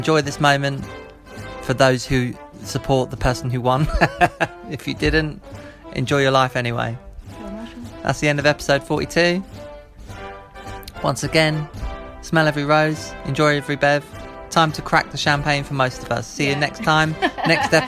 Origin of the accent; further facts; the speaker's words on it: United Kingdom; as a Brit